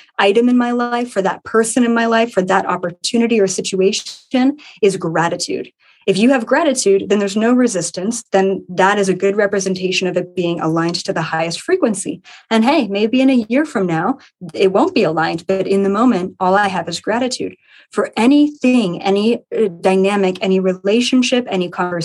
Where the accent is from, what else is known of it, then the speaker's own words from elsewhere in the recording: Ontario, Canada; a 10-acre property in Ontario, Canada, where I am from